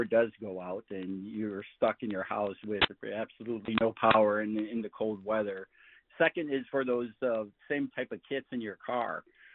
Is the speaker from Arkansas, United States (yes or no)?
no; Michigan, United States